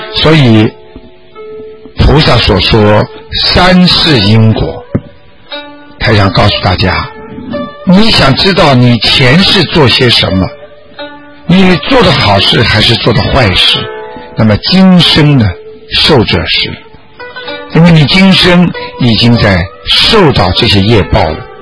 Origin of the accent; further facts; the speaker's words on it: China; 我们中国人